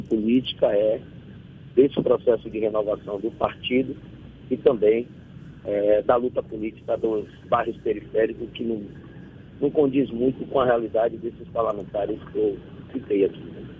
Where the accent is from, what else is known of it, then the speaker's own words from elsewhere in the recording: Salvador, Bahia, Brazil; eu sou de Fazenda Couto, sou morador da periferia aqui, o bairro periférico de Salvador. A grande parte da minha é, luta política foi feita dentro do bairro que eu nasci e me criei.